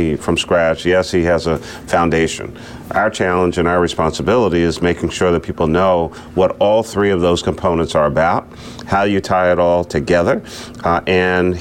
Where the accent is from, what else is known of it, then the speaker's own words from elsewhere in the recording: Philadelphia, Pennsylvania, United States; I'm from Philadelphia.